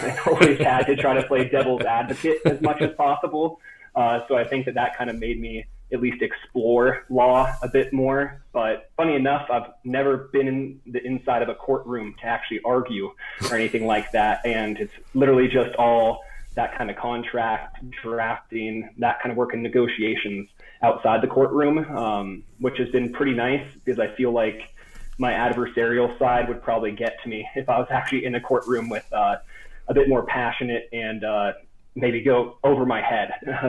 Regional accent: Portland, Oregon, United States; It's like growing up outside of Portland, I had the mountains about 45 minutes away, the beach about an hour away.

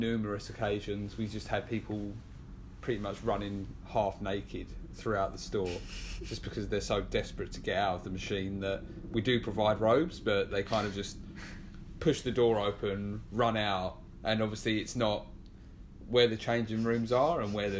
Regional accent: England, United Kingdom; accent: English; now in New York, United States; You know, it's like, obviously I kind of see myself as a New Yorker now, being here nearly 3 years.

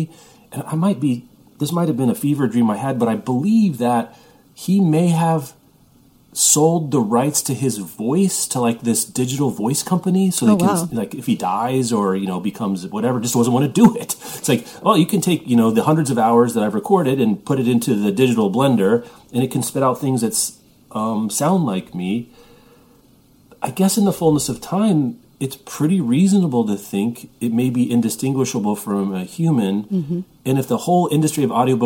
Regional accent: Midwest, United States; growing up in the Midwest

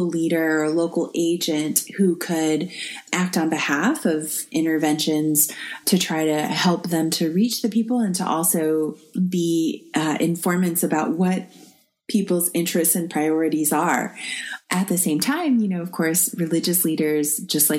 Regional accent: United States; as an American living under the Trump administration

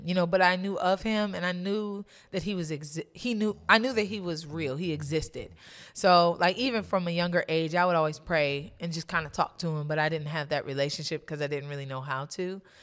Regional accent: Maple Heights, Ohio, United States; also born or lived in Cleveland, Ohio; I grew up mostly in Maple Heights, Ohio.

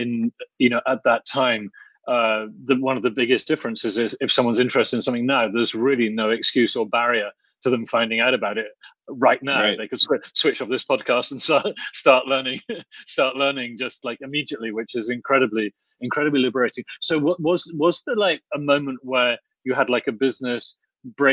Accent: Oxford, South East England, United Kingdom; when I was a boy growing up in Oxford

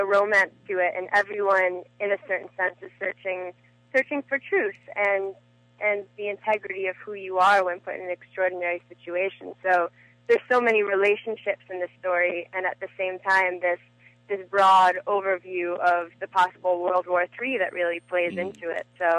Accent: Chicago, Illinois, United States; also born or lived in Los Angeles, United States; now in Hawaii, United States; I'm originally from Chicago.

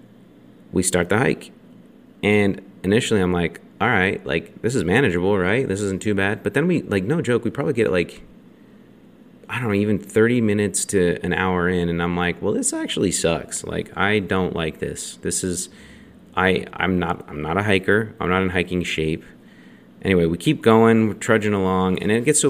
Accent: Draper, Utah, United States; We grew up in Draper

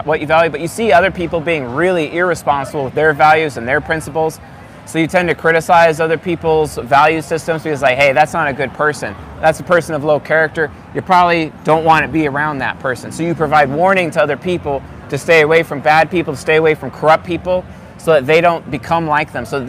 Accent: San Juan Islands, Washington, United States; now in Coeur d'Alene, United States; I'm from the San Juan Islands.

